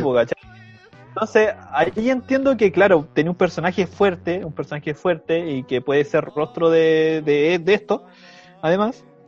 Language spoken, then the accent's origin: Spanish; Chile; nosotros como chilenos